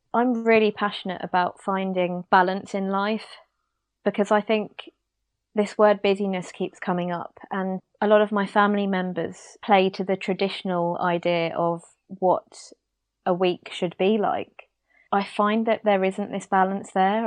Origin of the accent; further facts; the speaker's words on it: United Kingdom; as a British person